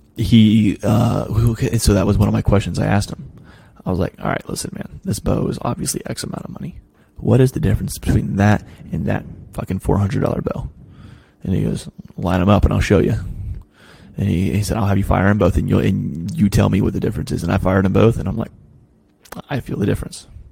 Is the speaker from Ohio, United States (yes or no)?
yes; Ross County, Ohio, United States; moved away; also born or lived in Delaware; Where I'm from in Ohio, it is not flat. I'm I live in I, I live in an area called the Scioto Valley. Like Ross County